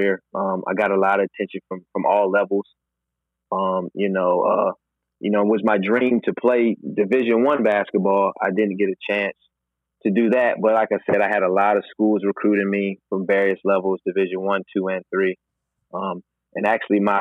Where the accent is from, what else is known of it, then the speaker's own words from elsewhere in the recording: Raleigh, North Carolina, United States; I'm from Raleigh, North Carolina